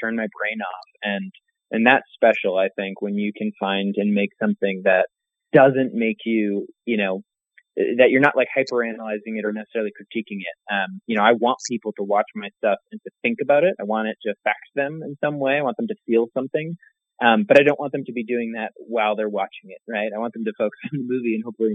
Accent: Massachusetts, United States; a longtime friend of mine I grew up with on the East Coast in Massachusetts

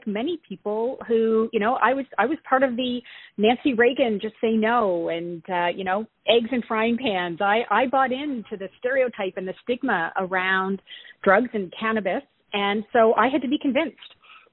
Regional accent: East Coast of Canada, Atlantic Canada, Canada; accent: East Coast Canadian; also born or lived in California; I am an East Coast Canadian gal, so you'll hear a lot of abouts. Born and raised on the East Coast

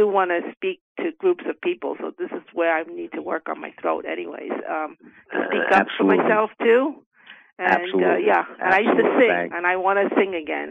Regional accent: New York City, New York, United States; I'm actually from, I'm born on the Lower East Side, actually, but I live in Queens.

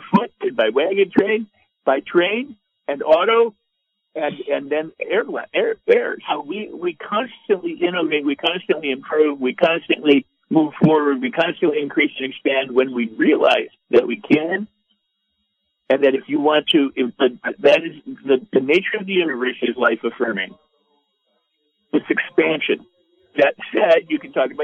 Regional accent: Los Angeles, California, United States; I'm from Hollywood

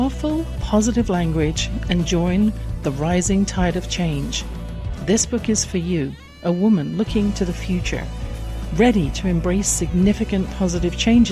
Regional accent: England, United Kingdom; I grew up in England in a house

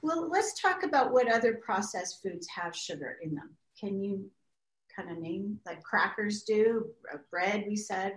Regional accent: Canada; moved away; I grew up in Canada where wheat used to grow three feet high

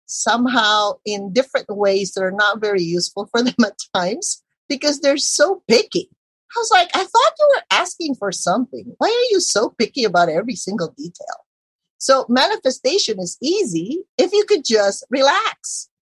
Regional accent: Philippines; obviously I'm Filipina and we did not come from a family of entrepreneurs.

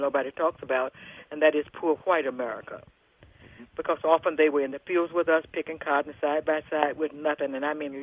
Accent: Jackson, Mississippi, United States; So I grew up in Jackson, Mississippi, which is central Mississippi.

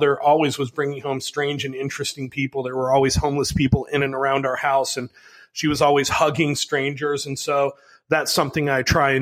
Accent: Chicago, Illinois, United States; I grew up in Chicago

